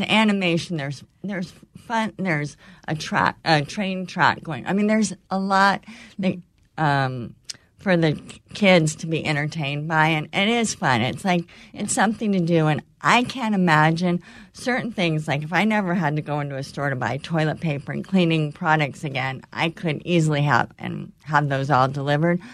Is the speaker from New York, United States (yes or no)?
no; California, United States; born or raised there; moved away